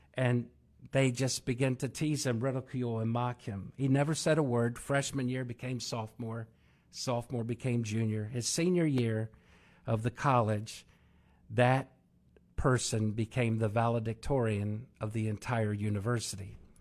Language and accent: English; Maryland, United States; I'm from Maryland